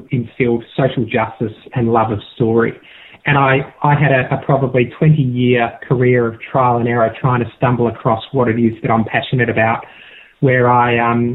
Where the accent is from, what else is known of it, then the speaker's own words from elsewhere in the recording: South Australia, Australia; I grew up in South Australia in a horse racing family